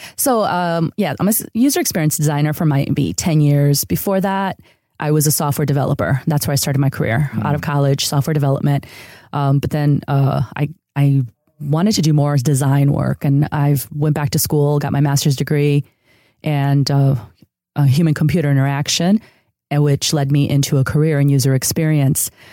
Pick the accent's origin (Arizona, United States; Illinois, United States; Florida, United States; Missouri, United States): Illinois, United States; outside of Chicago; first language Spanish; English is a second language; also born or lived in San Diego, California; now in Los Angeles, United States; I grew up in a city outside of Chicago that was a huge uh, neighborhood of immigrants from Mexico. Uh, so Spanish was actually my first language.